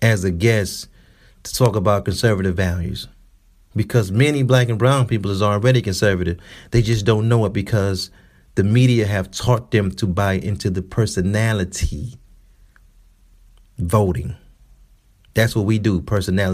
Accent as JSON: {"language": "English", "town": "Detroit", "region": "Michigan", "country": "United States", "said": "I'm from Detroit"}